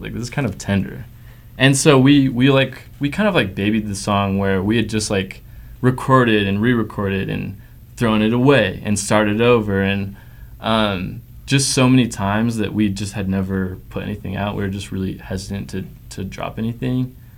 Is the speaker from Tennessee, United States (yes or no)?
no; Provo, Utah, United States; I grew up in Provo, Utah, the Dirty P